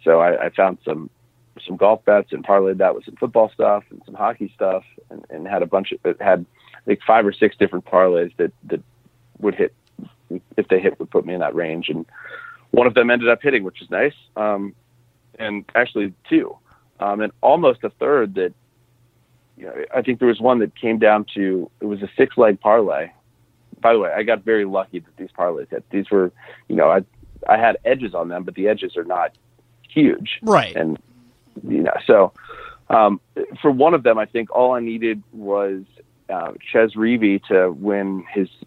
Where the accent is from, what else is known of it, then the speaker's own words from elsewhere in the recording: United States; as an American